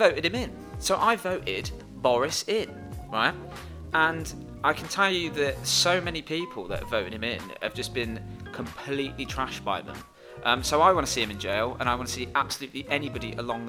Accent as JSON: {"language": "English", "area": "Worcestershire", "region": "West Midlands", "country": "United Kingdom", "said": "I'm from Worcestershire"}